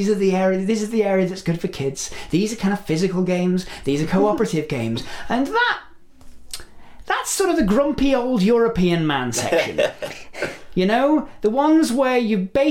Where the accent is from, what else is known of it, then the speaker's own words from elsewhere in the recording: England, United Kingdom; I'm English